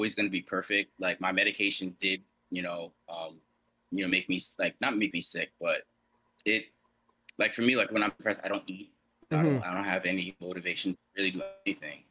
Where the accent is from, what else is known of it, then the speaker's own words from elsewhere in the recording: New York City, New York, United States; I grew up in Garrison Beach, Brooklyn